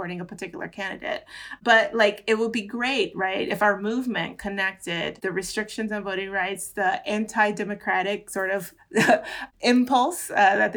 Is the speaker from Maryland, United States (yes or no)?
no; Florida, United States; I'm from Florida. Like I grew up in Florida